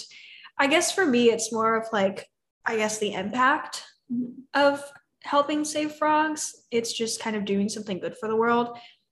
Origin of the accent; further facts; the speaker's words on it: California, United States; moved away as an adult; now in Austin, United States; I grew up in California, and then I actually just moved to Austin 3 months ago